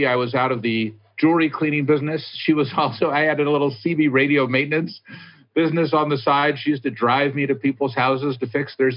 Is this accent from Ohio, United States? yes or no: no; Hillsborough, California, United States; also born or lived in San Francisco, California; I grew up in Hillsborough. I went to Burlingame High School.